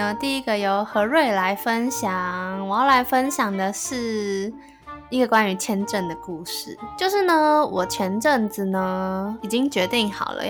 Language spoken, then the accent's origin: Chinese; Taipei, Taiwan; 我是台北人